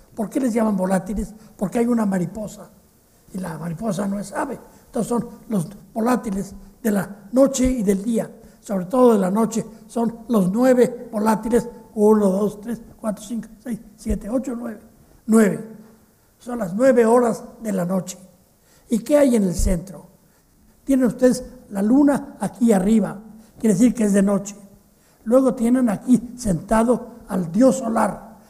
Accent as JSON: {"language": "Spanish", "country": "Mexico"}